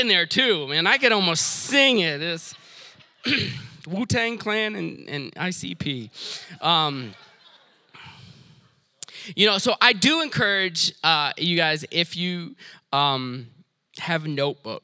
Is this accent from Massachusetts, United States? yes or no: no; Detroit, Michigan, United States; I grew up in Detroit